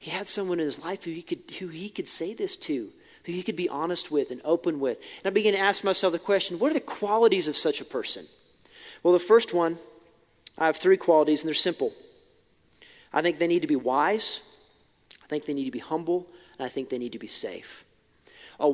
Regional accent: Billings, Montana, United States; I grew up in Billings. I graduated from West

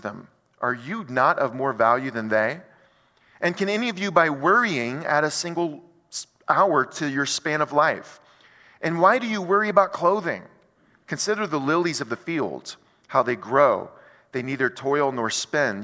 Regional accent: United States; as an American

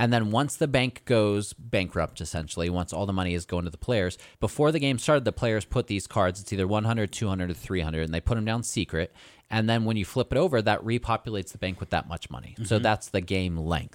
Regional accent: United States; I'm American

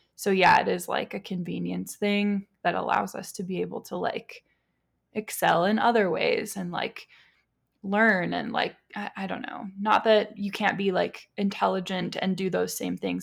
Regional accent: United States; being an American, being white

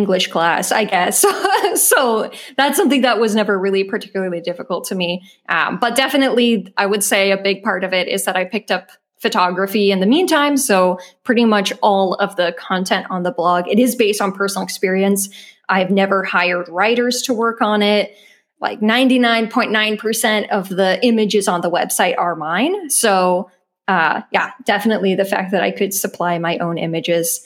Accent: United States; moved away as an adult; now in Germany; I am an American living in Germany

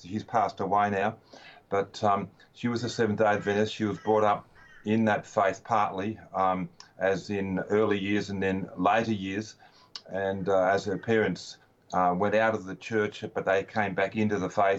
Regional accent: Melbourne, Victoria, Australia; I was born in Melbourne.

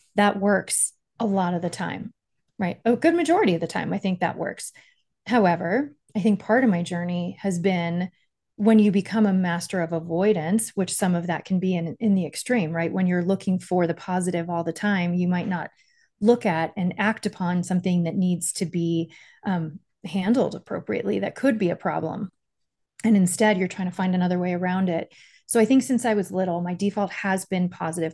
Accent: Miami, Florida, United States; I grew up in Miami

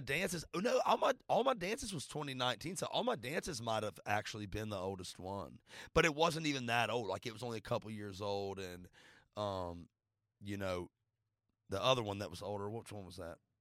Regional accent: Florida, United States; now in Nashville, United States; I grew up playing football in Florida

